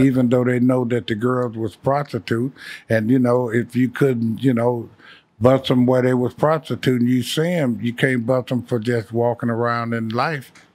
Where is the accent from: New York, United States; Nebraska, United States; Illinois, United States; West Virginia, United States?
Illinois, United States; Chicago; moved away; also born or lived in California; I'm from Chicago.